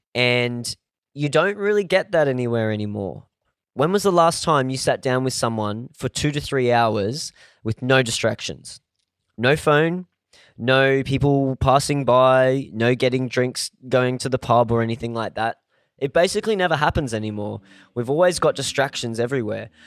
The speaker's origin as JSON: {"language": "English", "country": "Australia", "tie": "born or raised there", "said": "I was born in Australia"}